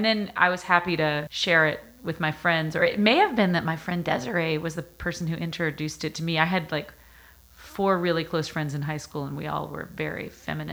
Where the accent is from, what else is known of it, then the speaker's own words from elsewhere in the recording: United States; white American young suburban women